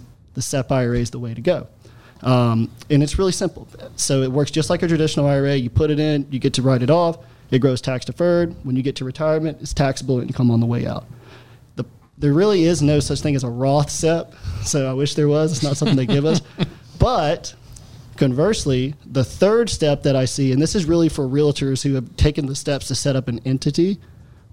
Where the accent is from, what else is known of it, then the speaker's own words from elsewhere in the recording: Alabama, United States; I'm from Alabama, my family's from Louisiana, they're all farmers